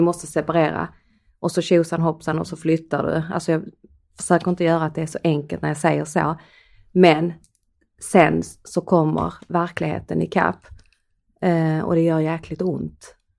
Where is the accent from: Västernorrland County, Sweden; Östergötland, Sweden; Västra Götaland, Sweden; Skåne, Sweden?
Skåne, Sweden; accent: Skånska; både du och jag bor ju i Höganäs i yeah. Skåne. Yeah. Eh, och vi har ju en skå, vi pratar ju skånska.